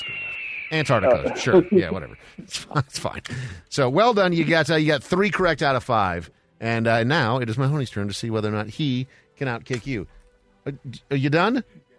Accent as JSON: {"language": "English", "town": "Brainerd", "region": "Minnesota", "country": "United States", "tie": "born or raised there", "also_born_or_lived": "South Carolina", "moved": "yes", "said": "growing up in Brainerd, Minnesota, a small town"}